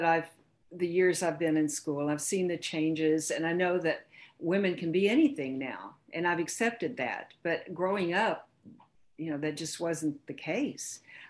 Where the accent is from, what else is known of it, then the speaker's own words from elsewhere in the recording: Houston, Texas, United States; I lived on a block in Houston. I grew up in Houston